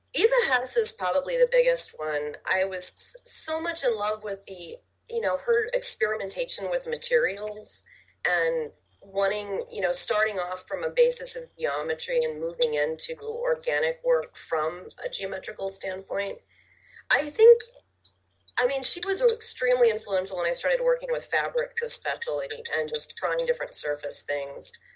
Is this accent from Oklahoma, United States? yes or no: yes; Oklahoma, United States; I'm from Oklahoma